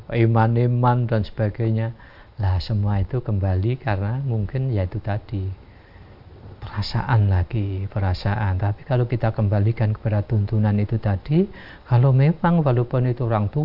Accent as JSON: {"language": "Indonesian", "region": "Java", "country": "Indonesia", "said": "Jadi perasaan kita orang Jawa itu kadang semacam itu"}